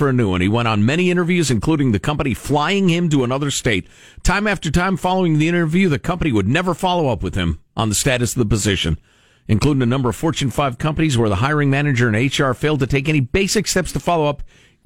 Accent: Midwest, United States; I come from the Midwest

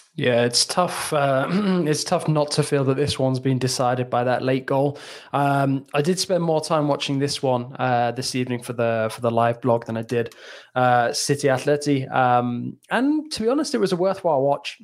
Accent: England, United Kingdom; as an Englishman

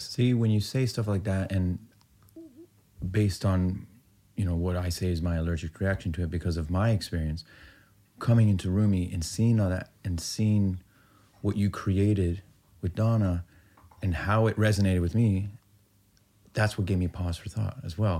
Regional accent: Peterborough, Ontario, Canada; I'm growing up in Peterborough, Ontario, which, real hick, small town, Iranian

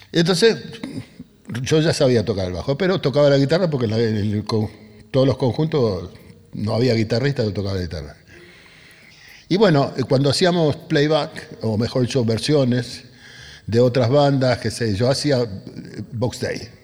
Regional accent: Buenos Aires, Argentina; also born or lived in Río Cuarto, Córdoba; now in Quilmes, Argentina; yo fui a parar a la casa de mi abuela, ahí en Barracas, en la calle Pinzón y Patricios

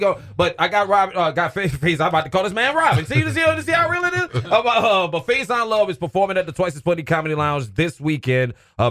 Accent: New Orleans, Louisiana, United States; I was born in New Orleans.

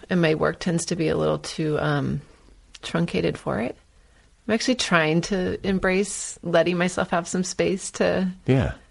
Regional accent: California, United States; I'm from Northern California. I didn't grow up with it

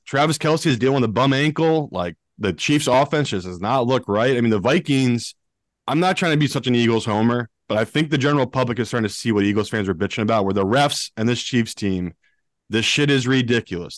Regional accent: United Kingdom; I am British, but not the rich British

